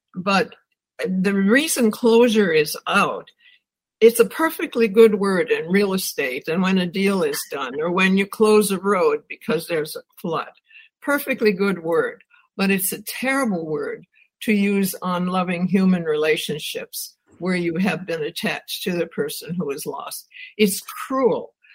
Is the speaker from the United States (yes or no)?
yes; Wisconsin, United States; I grew up in Wisconsin